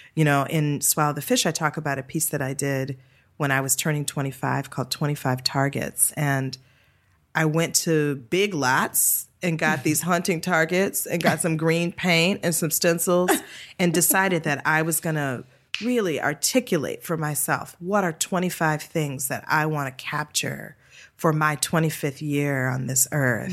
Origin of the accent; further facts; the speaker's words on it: Detroit, Michigan, United States; moved away; I was born and raised in Detroit, Michigan.